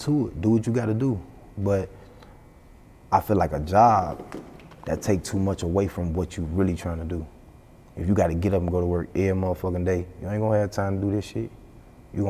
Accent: Chicago, Illinois, United States; I'm from Chicago.

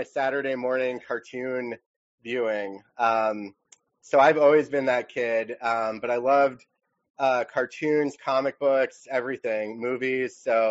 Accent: Bloomfield, Connecticut, United States; moved away as an adult; also born or lived in Los Angeles area; now in Los Angeles, United States; I'm originally from a small town in Connecticut, Bloomfield, Connecticut.

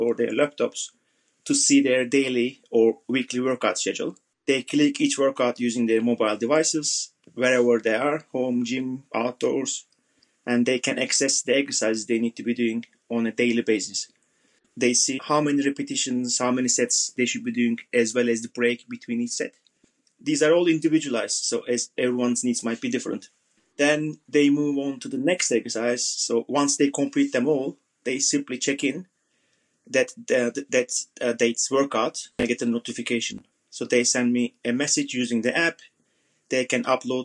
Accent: Turkey; moved away as an adult; also born or lived in Southeast London; now in London, United Kingdom; I'm originally from Turkey

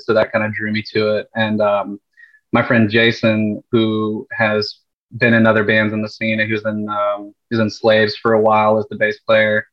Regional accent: Panama City Beach, Florida, United States; moved away as an adult; also born or lived in Tampa Bay area, Florida; I grew up in Panama City Beach, right where I'm at now

